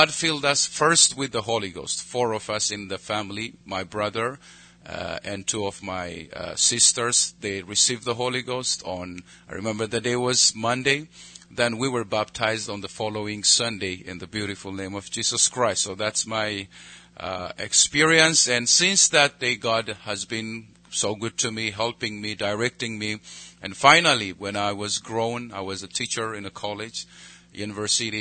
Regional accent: Ethiopia; I pastor a church in the capital city, and I oversee so many churches in Ethiopia

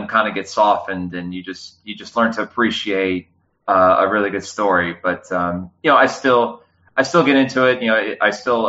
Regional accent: Midland, United States; also born or lived in Madrid; I'd always taken Spanish throughout growing up in Midland

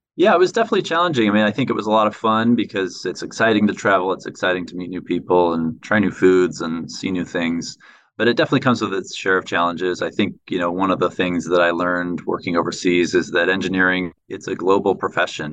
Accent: San Francisco, California, United States; moved away as an adult; also born or lived in Taipei, Taiwan / Riyadh, Saudi Arabia / Sydney, Australia; I was born and raised in San Francisco

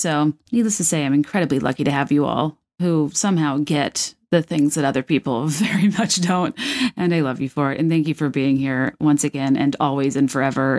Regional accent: Virginia, United States; I'm from Virginia

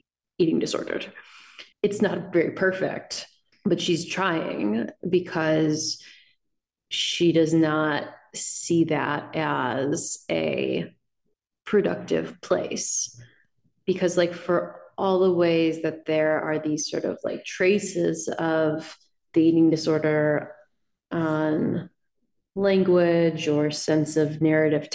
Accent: Illinois, United States; accent: Midwestern; you can probably hear my Midwestern vowels. I feel like you can also probably in my sentences read a certain kind of like, I grew up in Illinois.

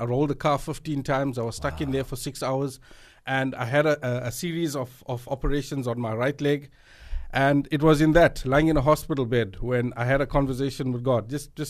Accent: South Africa; Yeah, so I am of Indian descent, but 100% South African.

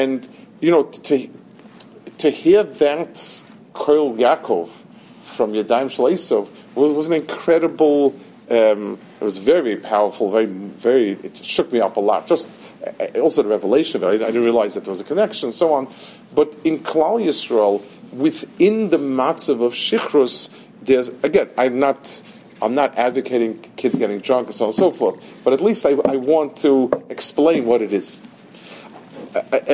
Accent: New York, United States; I grew up in Lower East Side, the other side of the river

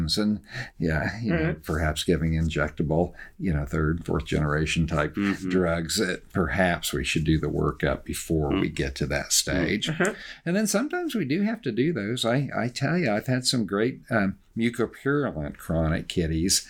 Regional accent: Oklahoma, United States; I'm from Oklahoma

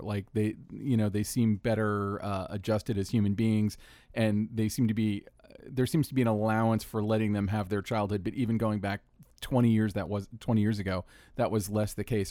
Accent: Orlando, Florida, United States; my hometown, Orlando, Florida

